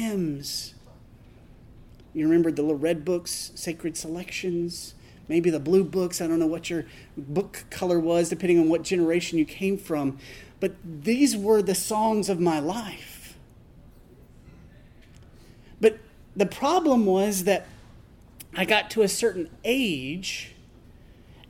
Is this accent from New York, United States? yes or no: no; Tennessee, United States; I was raised in Tennessee in a rural congregation of the Church of Christ